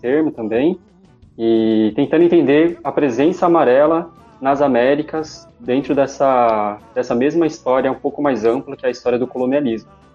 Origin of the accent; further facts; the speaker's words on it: São Paulo, Brazil; sou nascido em São Paulo, na periferia, né, da Zona Leste